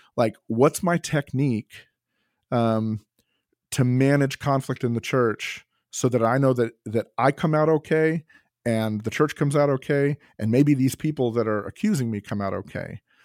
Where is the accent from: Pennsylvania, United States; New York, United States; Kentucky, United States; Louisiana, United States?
Kentucky, United States; I'm from Kentucky